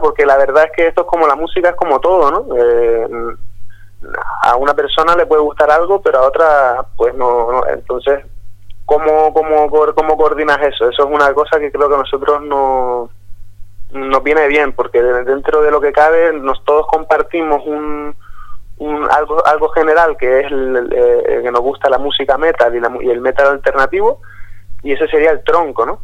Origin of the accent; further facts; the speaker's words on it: Gran Canaria, Canary Islands, Spain; Gran Canaria, donde soy yo